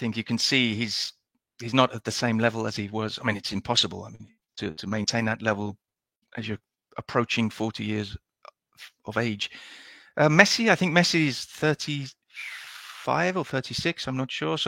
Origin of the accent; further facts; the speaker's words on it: England, United Kingdom; now in Spain; I live in Spain and I am English